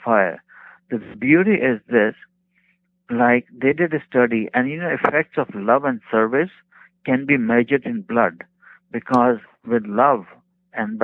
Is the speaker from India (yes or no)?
yes; India; moved away as an adult; also born or lived in Bakersfield, California; now in United States